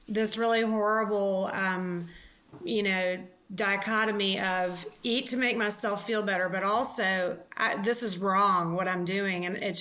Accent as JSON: {"language": "English", "region": "the South", "country": "United States", "tie": "born or raised there", "said": "I was raised in the South, which I mean, I adore living in the South and being raised there"}